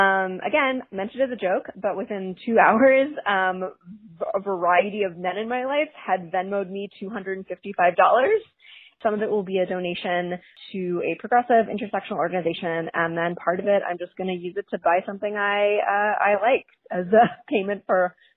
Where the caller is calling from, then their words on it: Brooklyn, New York, United States; I'm calling from Brooklyn, and you are welcome to use this on the show.